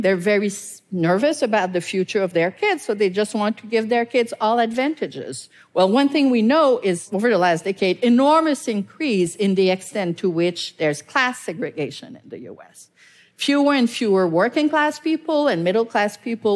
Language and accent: English; Canada; I'm Canadian